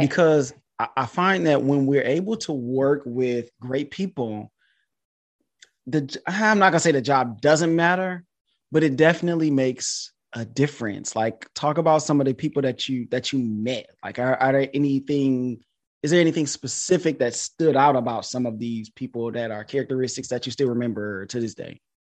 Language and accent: English; Detroit, Michigan, United States; also born or lived in China; I'm from Detroit, Michigan.